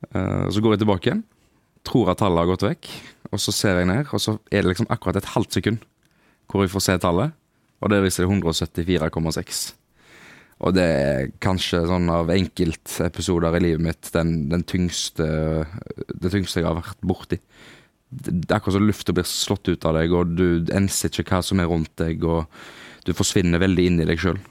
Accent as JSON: {"language": "Norwegian", "town": "Haugesund", "region": "Rogaland", "country": "Norway", "moved": "yes", "said": "når vi var hjemme i Haugesund"}